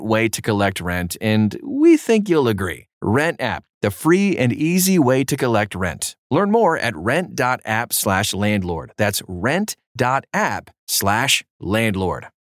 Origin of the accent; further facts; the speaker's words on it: Baltimore, Maryland, United States; moved away as an adult; I grew up in Baltimore, but I got sick of the high taxes and high crime rates, so I moved overseas